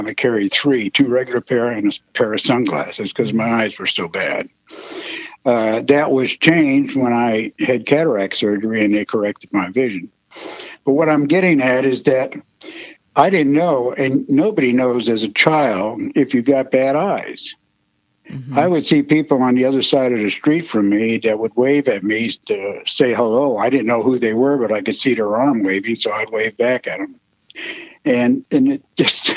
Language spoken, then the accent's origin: English; Chicago, Illinois, United States; also born or lived in Sioux Falls, South Dakota; I grew up in the near south side of Chicago